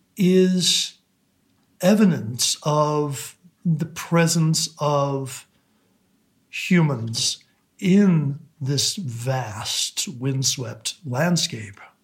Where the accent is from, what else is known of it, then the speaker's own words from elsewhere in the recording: Alaska, United States; moved away; Alaska is my home in the in the deepest sense, although I now live elsewhere. I will always identify as as an Alaskan